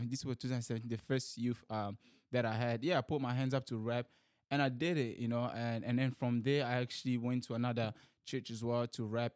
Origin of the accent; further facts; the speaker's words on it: DR Congo; also born or lived in New Zealand; now in Sydney, Australia; I'm from Democratic Republic of Congo